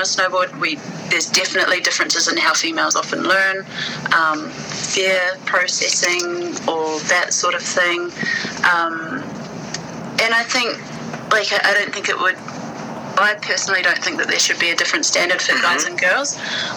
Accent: New Zealand; also born or lived in Australia; I came back from Aussie, moved back home with Mum

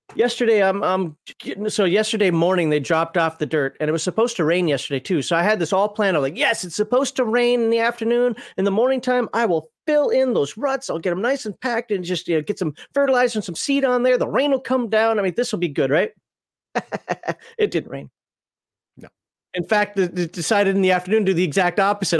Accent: Minnesota, United States; also born or lived in the South (US); now in Southern United States; I'm from Minnesota

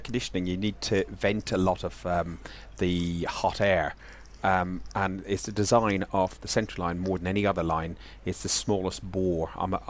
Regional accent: Ireland; moved away; the mighty country that is Ireland, my home country.

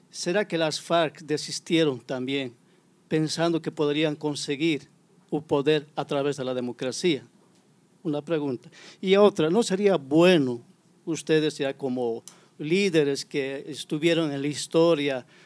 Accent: Bolivia; now in São Paulo, Brazil; soy boliviano. Disculpa a las personas, voy a hablar en español. Yo vivo aquí más de 10 años en Sao Paulo, Brasil.

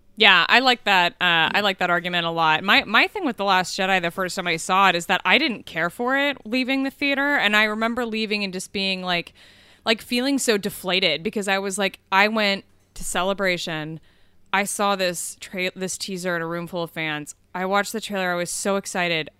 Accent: Kansas City, United States; moved away; I grew up in Kansas City

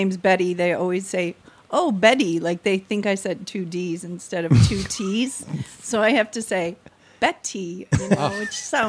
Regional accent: Chicago, Illinois, United States; moved away as an adult; also born or lived in New York; now in Los Angeles, United States; my favorite part growing up in Chicago was always Indian summer when you got those cool, crisp, perfect days, like 68 degrees and sunny

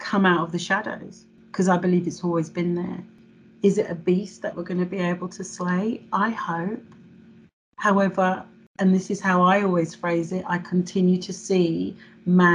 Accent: England, United Kingdom; I was born in England and therefore I'm English

